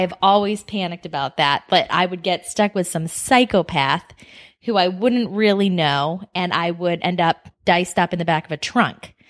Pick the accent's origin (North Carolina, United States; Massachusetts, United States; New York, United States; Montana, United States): Massachusetts, United States; Boston; moved away as an adult; now in Scottsdale, Arizona, United States; I am also from Boston